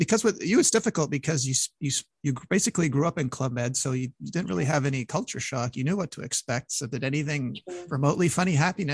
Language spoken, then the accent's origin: English; Montreal, Quebec, Canada; if you're from Montreal, like me looking out at snow right now